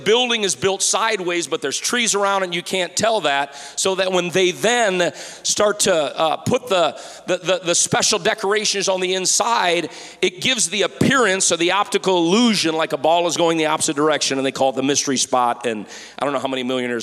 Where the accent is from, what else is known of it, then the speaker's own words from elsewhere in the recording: just north of Detroit, Michigan, United States; I'm from Michigan, as some of you know. I'm from just north of Detroit